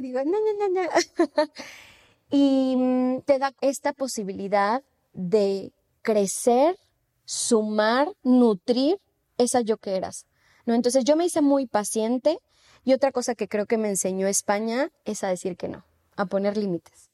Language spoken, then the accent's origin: Spanish; Mexico City, Mexico; moved away as an adult; now in Spain; yo vengo de la Ciudad de México